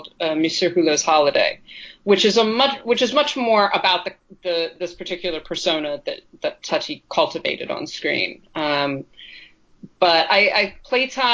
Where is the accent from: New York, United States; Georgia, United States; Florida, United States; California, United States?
New York, United States; I grew up in New York, like my household, we were Yankees fans.